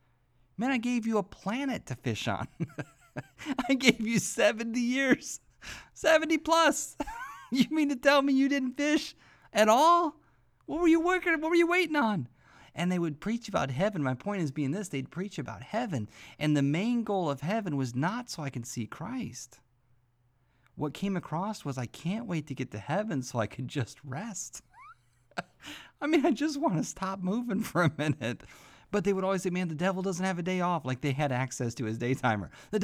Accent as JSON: {"language": "English", "region": "Midwest", "country": "United States", "tie": "born or raised there", "said": "I remember growing up in church hearing the preachers preach, and I grew up in the Midwest, and we had tent revivals all the time"}